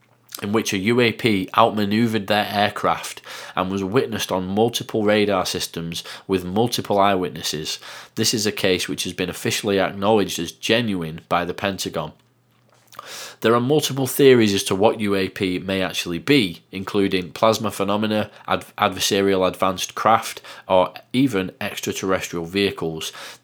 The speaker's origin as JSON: {"language": "English", "region": "England", "country": "United Kingdom", "accent": "Northern", "said": "I hope you can understand what I'm saying with my bizarre Northern accent."}